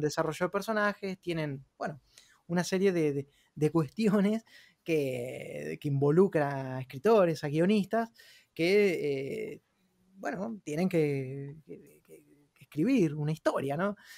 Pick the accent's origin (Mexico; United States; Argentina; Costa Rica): Argentina; moved away; soy un argentino que vivo en otra parte del mundo